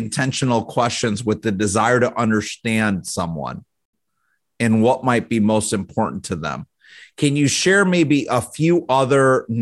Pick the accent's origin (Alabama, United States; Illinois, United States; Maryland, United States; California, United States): Illinois, United States; Chicago; moved away as an adult; now in Michigan, United States; as children growing up in the Chicago area